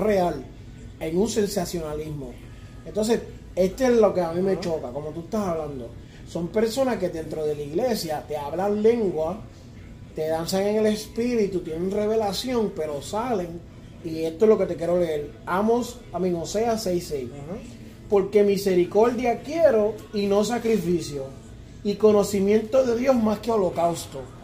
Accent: Puerto Rico; now in United States; yo somos puertorriqueños

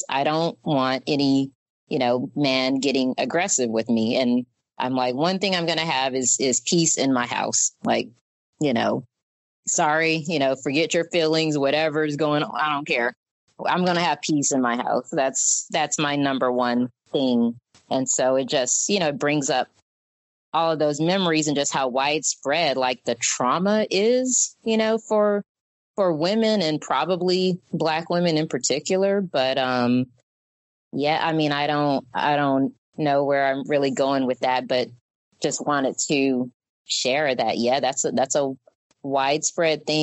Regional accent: Mobile, Alabama, United States; also born or lived in Detroit, Michigan; that's the reason we moved back home to Mobile, where my mom's grandmother lived

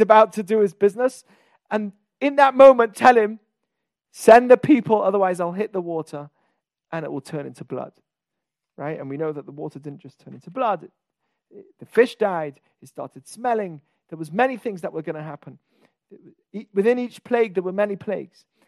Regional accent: England, United Kingdom; I'm from England.

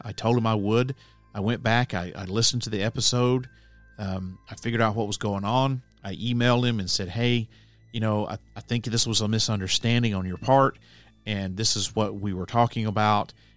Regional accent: Alabama, United States; moved away as an adult; also born or lived in Nashville area, Tennessee; now in Nashville, United States; My home state is Alabama. I grew up there and I lived there until the end of two thousand two when I moved here to the Nashville area

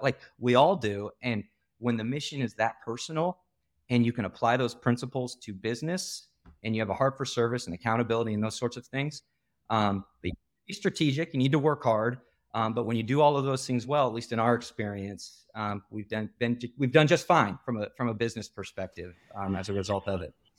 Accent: Iowa, United States; moved away; I'm from the Midwest originally. I'm from Iowa

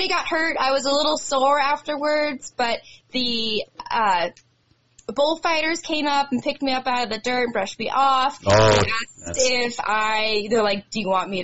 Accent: Livingston, Montana, United States; the Livingston Roundup being my hometown rodeo

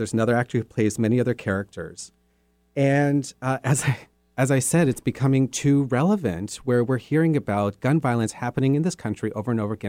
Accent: Southwest, United States; And I grew up around a lot of guns. I grew up in the Southwest. I think I shot my first gun when I was 5 years old.

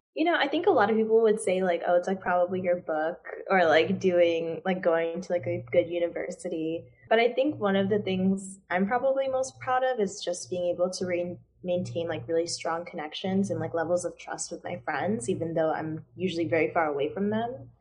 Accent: Chicago, Illinois, United States; also born or lived in Durham, North Carolina; I'm actually from the suburbs of Chicago

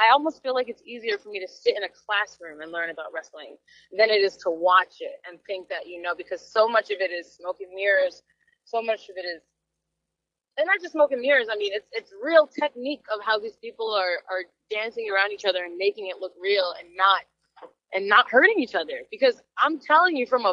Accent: New York City, New York, United States; I'm a New Yorker.

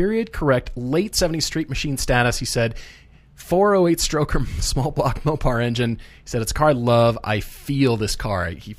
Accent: Edina, Minnesota, United States; born there; Hey, so, I was born in Edina. I've got a connection.

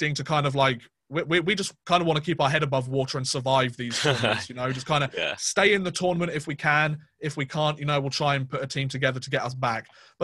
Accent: United Kingdom; me being a British fan

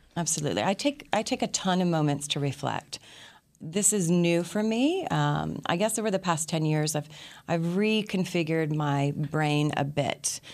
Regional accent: Austin, Texas, United States; also born or lived in Princeton; went back to my hometown, which was Austin. I was born, born in Princeton, but raised in Austin

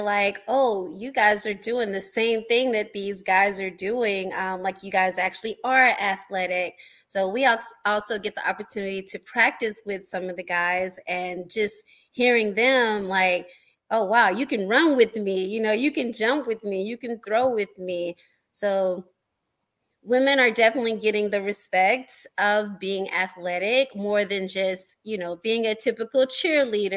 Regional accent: Nashville, Tennessee, United States; we had a women's football team here in my hometown

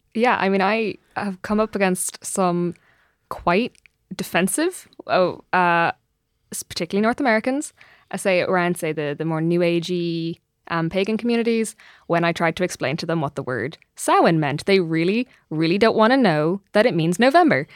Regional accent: Ireland; as an Irish person

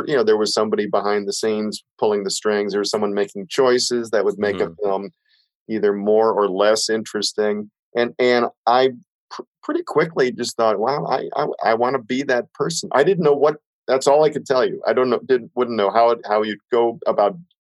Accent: Belleville, Illinois, United States; I'm growing up in a small town in Southern Illinois

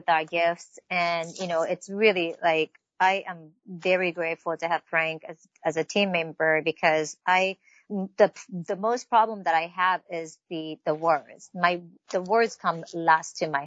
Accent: Tokyo, Japan; moved away; I grew up in Tokyo, Japan

